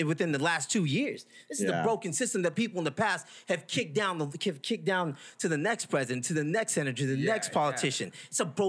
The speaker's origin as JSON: {"language": "English", "town": "Lubbock", "region": "Texas", "country": "United States", "said": "I'm a Lubbockite. I'm a Texan. Right. I'm an American. And I'm a Lubbock fake-ass Mexican."}